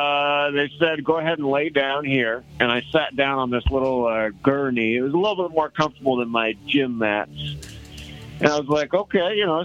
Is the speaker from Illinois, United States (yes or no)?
no; Colorado Springs, Colorado, United States; Well, I am from Colorado Springs, absolutely.